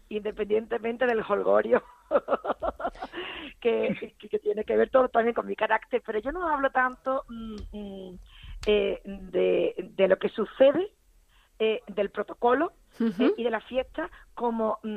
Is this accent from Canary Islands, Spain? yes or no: no; Utrera, Andalusia, Spain; yo nací en Utrera.